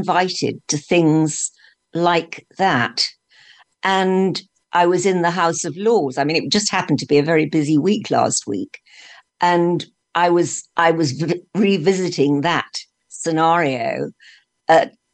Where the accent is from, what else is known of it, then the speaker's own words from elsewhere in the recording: London, United Kingdom; I was brought up in London